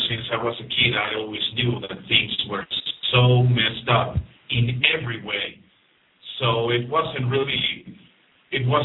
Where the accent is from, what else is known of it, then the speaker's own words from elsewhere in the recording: Mexico City, Mexico; I'm from Mexico City. I'm 35 years old